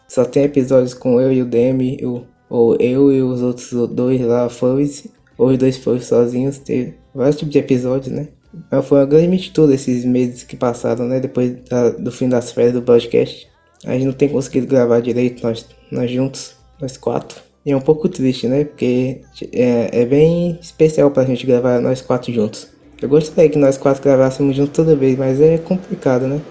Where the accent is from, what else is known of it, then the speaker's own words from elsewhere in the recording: Brazil; todos nós somos brasileiros